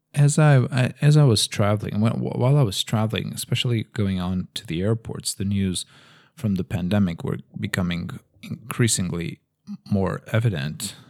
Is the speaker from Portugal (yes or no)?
yes; Lisbon, Portugal; now in Madrid, Spain; in Lisbon, uh, where I'm actually from